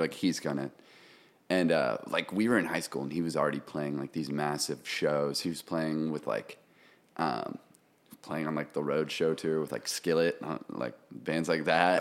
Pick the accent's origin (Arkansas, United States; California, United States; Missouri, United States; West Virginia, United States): Missouri, United States; Kansas City; moved away as an adult; also born or lived in Oregon; now in Nashville, United States; I'm originally from Missouri, Kansas City